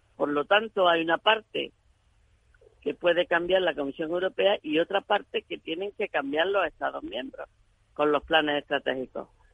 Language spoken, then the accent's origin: Spanish; Granada province, Andalusia, Spain; de mi provincia de Granada